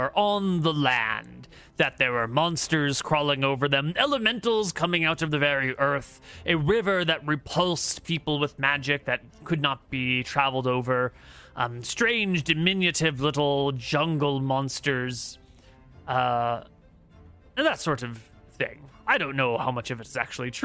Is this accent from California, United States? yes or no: yes; Santa Barbara, California, United States; Santa Barbara is based off of my hometown, Santa Barbara. It's a real world in California